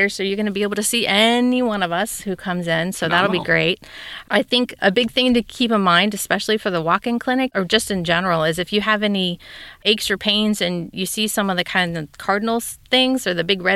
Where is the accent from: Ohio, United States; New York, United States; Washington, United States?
Ohio, United States; Cincinnati; moved away as an adult; also born or lived in Kentucky / Georgia / Texas / Germany; Born and raised in Cincinnati